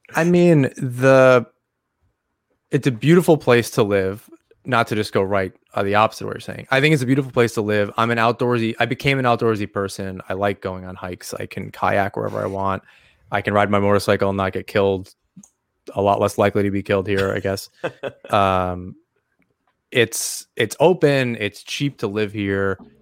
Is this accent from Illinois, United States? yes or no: no; Long Island, New York, United States; now in Syracuse, United States; I'm from Long Island originally. So I, I grew up there